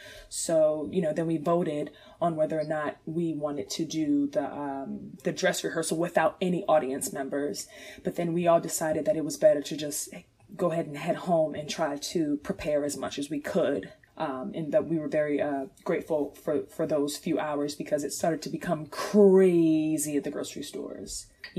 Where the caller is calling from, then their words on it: Chesapeake, Virginia, United States; I am calling from Chesapeake, Virginia.